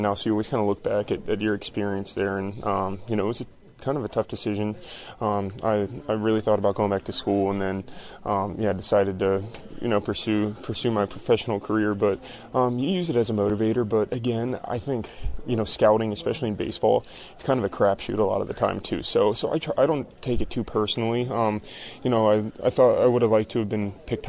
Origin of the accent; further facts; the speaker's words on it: Florida, United States; I grew up in Florida